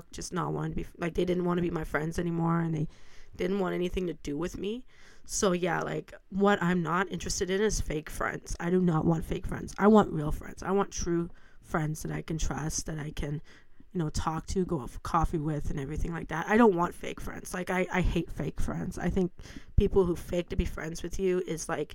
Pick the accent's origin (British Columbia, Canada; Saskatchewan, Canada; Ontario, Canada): Ontario, Canada; Stratford; I was born and raised in Stratford